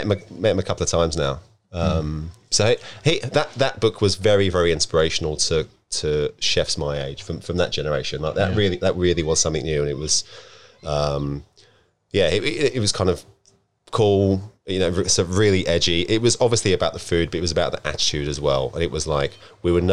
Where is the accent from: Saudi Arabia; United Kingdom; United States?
United Kingdom; Deal, South East England; moved away as an adult; also born or lived in Sydney, Australia; now in Byron Bay, Australia; my hometown, which is Deal.